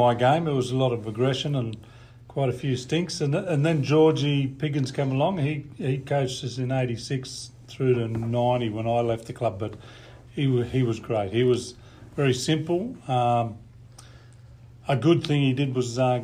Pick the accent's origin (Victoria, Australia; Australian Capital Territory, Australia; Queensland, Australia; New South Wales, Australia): New South Wales, Australia; Dubbo; also born or lived in Bourke; Originally born and lived in Bourke for a little while. Then at the early age, probably 3 or 4, we moved to Dubbo. For what reason, I'm not sure, but I was raised in Dubbo